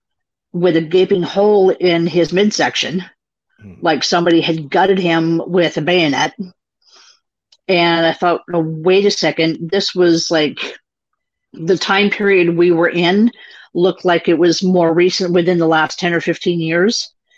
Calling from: Bellevue, Washington, United States; Bellevue, Washington, Pacific Northwest.

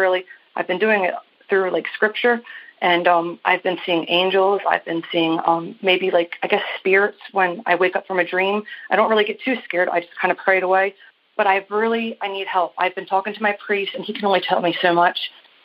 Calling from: Maryland, United States; I'm calling you from Maryland.

